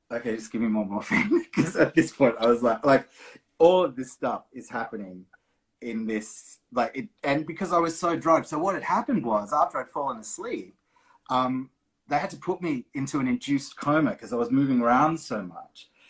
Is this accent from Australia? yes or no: yes; Brisbane, Queensland, Australia; I'm from Brisbane. We're in Perth